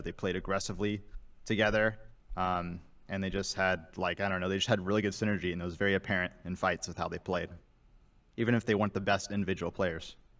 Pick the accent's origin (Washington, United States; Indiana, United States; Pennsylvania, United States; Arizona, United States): Indiana, United States; Fort Wayne; Fort Wayne, Indiana